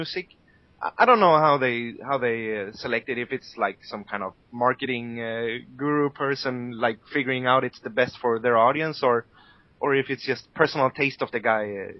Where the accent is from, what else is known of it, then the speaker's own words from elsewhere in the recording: Sweden; moved away; I'm from Sweden and I have friends there